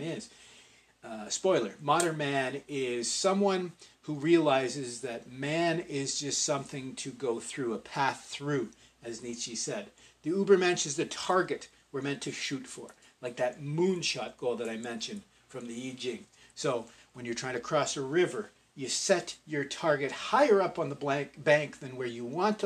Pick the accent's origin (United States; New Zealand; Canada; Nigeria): Canada; because I'm Canadian, I had a much stronger emphasis in my education placed on Northrop Frye